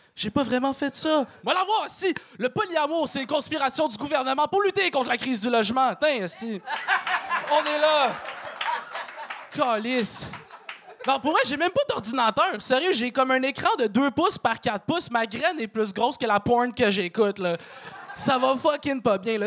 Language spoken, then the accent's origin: French; Laval, Quebec, Canada; J'ai grandi à Chemédé, euh, ce qui est la contraction de chômage everyday